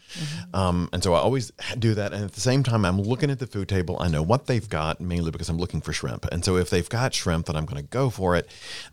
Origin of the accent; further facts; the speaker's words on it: Mississippi, United States; he said, well, where are you from? And I said, I'm from Mississippi. And he said, well, I don't hear an accent.